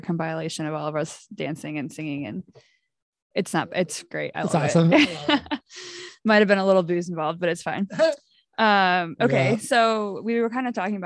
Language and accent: English; United States; I am American